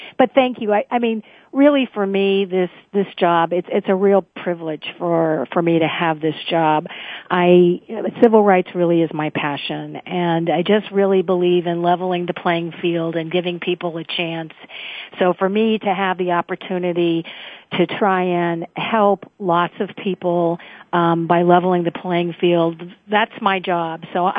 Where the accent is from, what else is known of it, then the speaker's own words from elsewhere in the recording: Chicago, Illinois, United States; now in California, United States; I'm originally from Chicago.